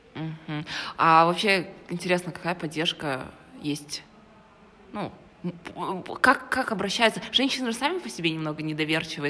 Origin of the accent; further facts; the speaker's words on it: Karaganda, Karaganda Region, Kazakhstan; я с Караганды